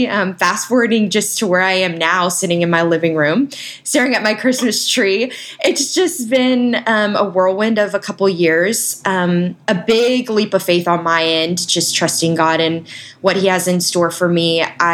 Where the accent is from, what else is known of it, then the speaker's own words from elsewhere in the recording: Nashville, Tennessee, United States; my dad finally retired, settled down, and I grew up right outside Nashville in Tennessee. Went to school at Belmont University in Nashville and studied nursing.